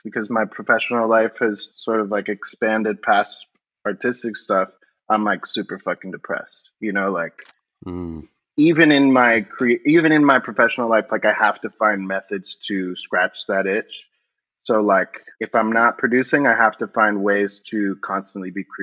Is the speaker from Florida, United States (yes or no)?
yes; Miami, Florida, United States; I grew up in Florida in Miami